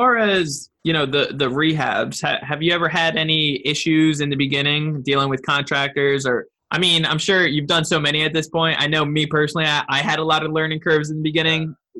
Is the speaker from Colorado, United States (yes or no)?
no; California, United States; And I'm young and I'm from California.